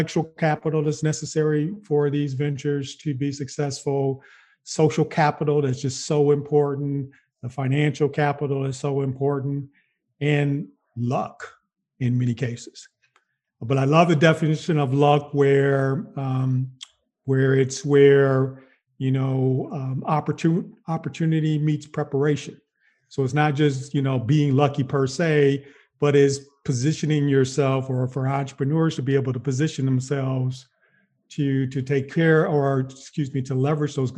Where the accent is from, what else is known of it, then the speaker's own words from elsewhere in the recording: Wisconsin, United States; moved away; also born or lived in Chicago; I'm not from Chicago, but I'm from Wisconsin, and I spent a significant amount of time in Chicago